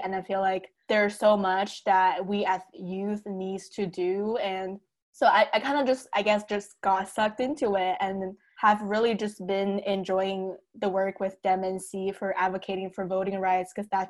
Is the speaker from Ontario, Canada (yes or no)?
yes; Toronto, Ontario, Canada; moved away as an adult; also born or lived in Durham, United States; I'm now being quarantined just with my family and actually two family friends in Toronto, Canada. And that's right, I'm Canadian.